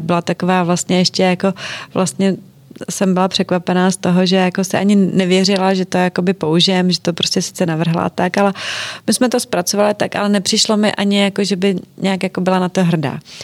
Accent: Czechia; v Čechách my nejsme Italová ani Francouzi

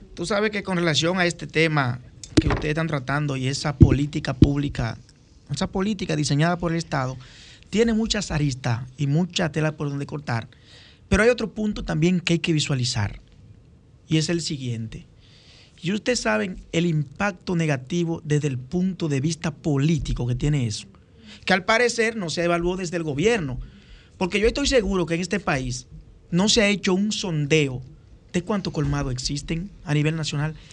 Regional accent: Dominican Republic; un dominicano comprometido

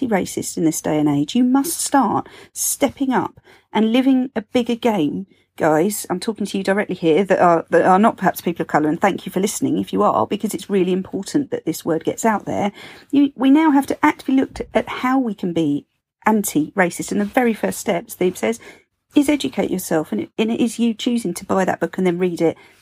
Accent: Sevenoaks, South East England, United Kingdom; born or raised there; now in Greenwich, United Kingdom

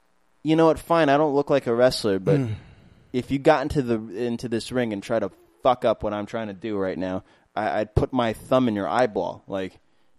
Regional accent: New York City, New York, United States; also born or lived in Maspeth, Queens; I moved to Maspeth when I was like 14. I grew up in Flushing.

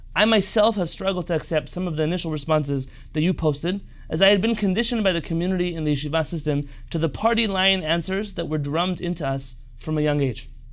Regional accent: San Diego, California, United States; I grew up here in San Diego, California, to a family of religious, Sephardic Israeli parents

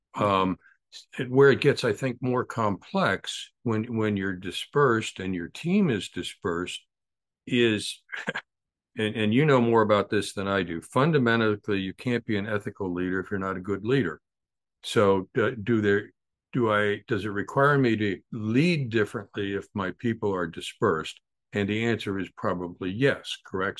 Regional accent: United States; I'm an American

